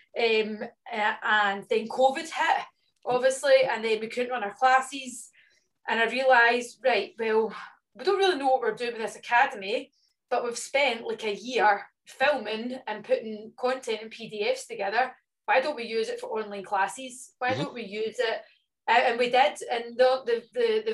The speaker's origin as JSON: {"language": "English", "region": "Scotland", "country": "United Kingdom", "said": "being Scottish"}